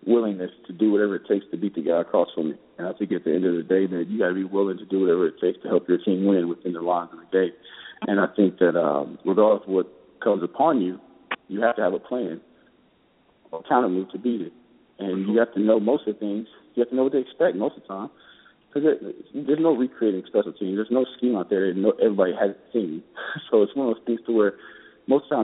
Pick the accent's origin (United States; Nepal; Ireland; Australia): United States; Kansas City; moved away as an adult; now in San Diego, United States; In my hometown